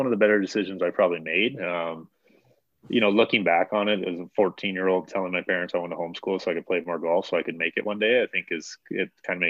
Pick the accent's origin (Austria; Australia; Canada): Canada; Redwood Meadows, Alberta; also born or lived in Airdrie, Alberta; I grew up in Redwood Meadows.